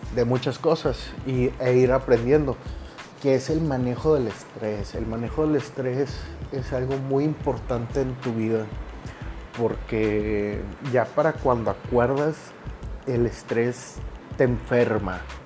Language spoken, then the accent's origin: Spanish; Monterrey, Nuevo León, Mexico; yo soy originario de Monterrey, Nuevo León